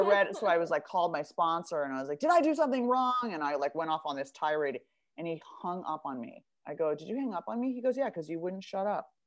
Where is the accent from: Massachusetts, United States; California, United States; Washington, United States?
California, United States; Beverly Hills; I'm from Beverly Hills. I went to like an all girls private uniform school